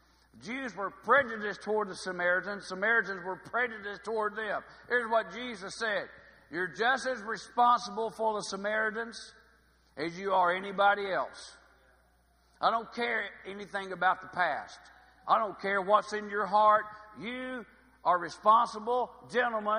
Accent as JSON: {"language": "English", "area": "about 30 miles from Hot Springs", "region": "Arkansas", "country": "United States", "tie": "born or raised there", "said": "My hometown's about 30 miles from here."}